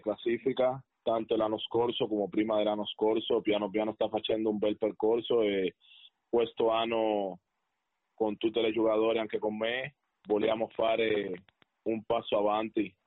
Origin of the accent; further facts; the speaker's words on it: Cuba; Italian is a second language; now in Padua, Italy; sono proprio cubano da sangre